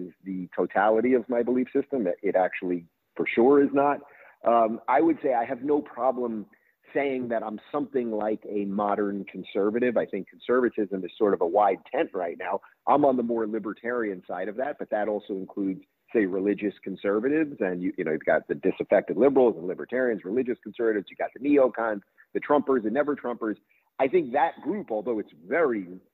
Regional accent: Long Island, New York, United States; also born or lived in Brooklyn, New York / Manhattan, New York; I grew up in Long Island.

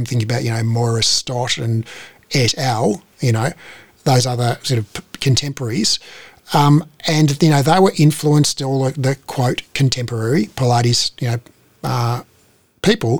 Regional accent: Australia; born or raised there

